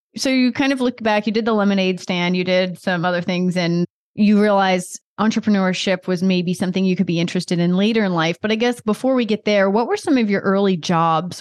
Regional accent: Delaware, United States; grew up in Delaware

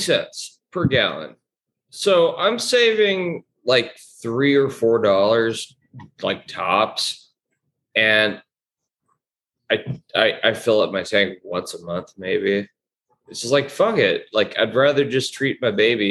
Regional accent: Orange County, California, United States; I'm not from LA. All y'all always say I'm from LA. I'm from Orange County

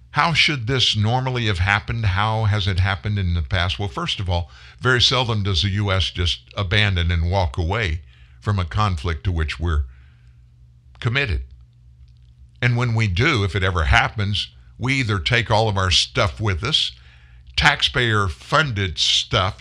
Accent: South Louisiana, United States; also born or lived in Pasadena, Texas / Houston, Texas; My family lived in Houston before we moved to South Louisiana when I was four, been in Louisiana ever since

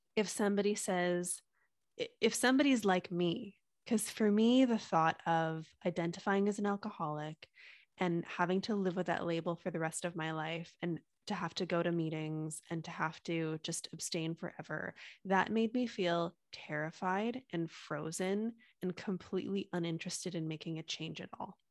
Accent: Canada; I'm from Canada

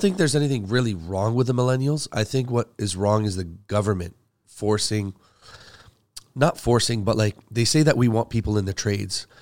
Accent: Canada; also born or lived in Middle East; I'm from the Middle East originally. Uh, I mean, I came here when I was five, so I'm really, like, Canadian

